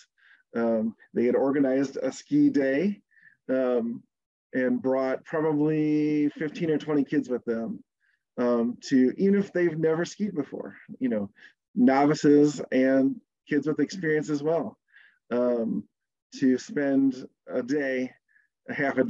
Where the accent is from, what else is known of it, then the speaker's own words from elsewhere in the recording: Southeast Michigan, United States; I grew up in Southeast Michigan